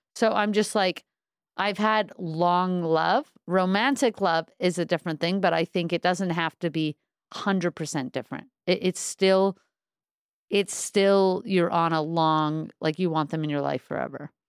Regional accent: New York City, New York, United States; I'm originally from Crown Heights from Brooklyn

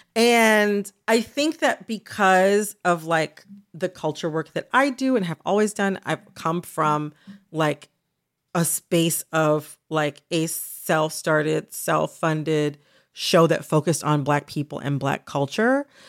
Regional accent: United States; as an American

